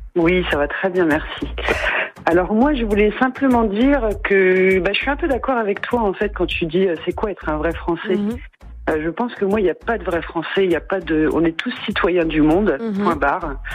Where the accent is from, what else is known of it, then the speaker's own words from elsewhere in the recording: France; also born or lived in Reims; Moi, je suis née en France, donc je suis française